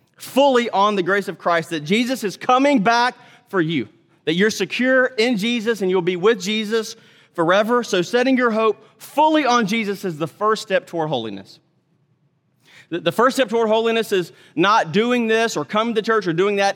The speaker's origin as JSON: {"language": "English", "region": "Mississippi", "country": "United States", "also_born_or_lived": "Texas / North Carolina", "moved": "yes", "said": "I'm from Mississippi originally, lived in Texas longer than anything"}